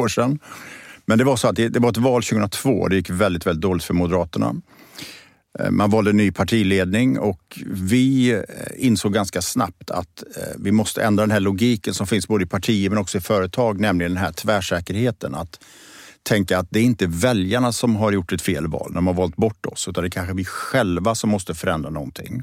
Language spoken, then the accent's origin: Swedish; Borås, Västra Götaland, Sweden; moved away as an adult; also born or lived in Gothenburg; now in Stockholm, Sweden; jag är född och uppvuxen i Borås, i Teko-Sverige